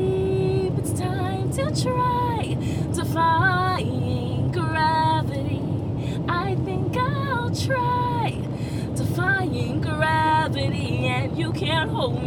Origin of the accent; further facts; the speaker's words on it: Columbia, South Carolina, United States; I'm from Columbia, South Carolina